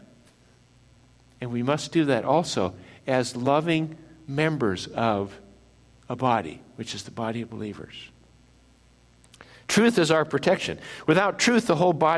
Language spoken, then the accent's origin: English; Midwest, United States; I grew up in the Midwest